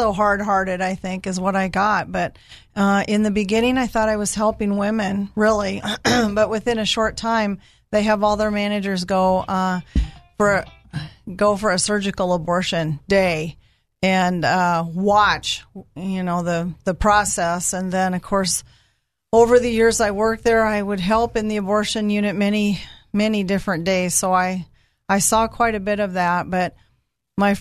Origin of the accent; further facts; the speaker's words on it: Northwest Iowa, United States; All the way from Northwest Iowa.